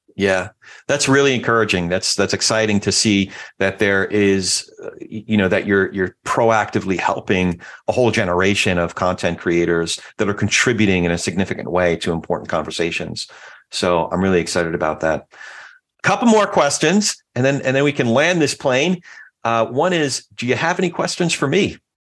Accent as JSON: {"language": "English", "region": "New Jersey", "country": "United States", "tie": "born or raised there", "also_born_or_lived": "New York", "moved": "yes", "said": "my home state after we lived in New York and moved to Jersey when I was a, a little boy"}